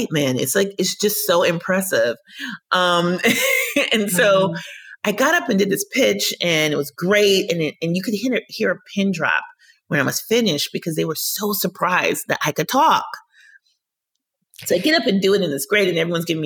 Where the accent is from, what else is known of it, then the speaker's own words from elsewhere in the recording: Minnesota, United States; I grew up in Minnesota